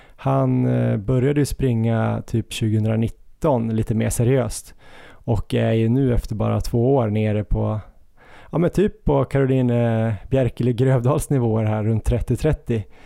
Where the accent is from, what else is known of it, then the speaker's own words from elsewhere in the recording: Östersund, Jämtland, Sweden; moved away; när jag växte upp i Östersund